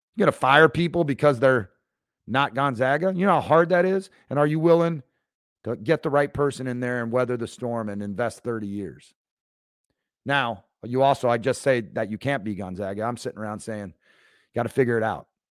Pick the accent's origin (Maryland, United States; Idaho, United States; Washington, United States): Washington, United States; right outside Seattle; I grew up right outside Seattle